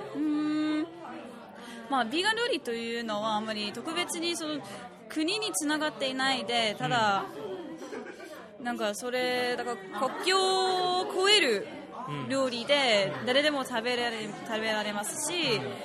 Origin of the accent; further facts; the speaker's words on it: United Kingdom; Japanese is a second language; イギリス人です